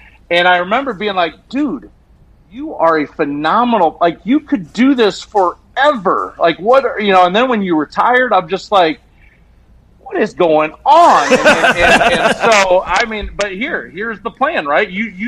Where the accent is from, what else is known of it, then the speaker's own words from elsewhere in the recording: Iowa, United States; I'm from Iowa